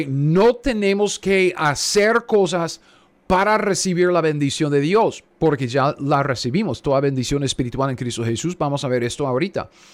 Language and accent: Spanish; United States; yo soy gringo, ¿ok? Cara de gringo, yo soy gringo. Um, mis antepasados ah, venían aquí a los Estados Unidos ah, ah, de Rusia, Rumanía.